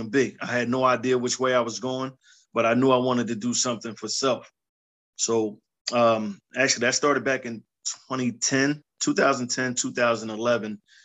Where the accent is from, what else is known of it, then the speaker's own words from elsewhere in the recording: Philadelphia, Pennsylvania, United States; I'm from Philly, born and raised, man. Initially from Past Young Projects out in South Philly. Moved up to Erie Avenue when I was about 10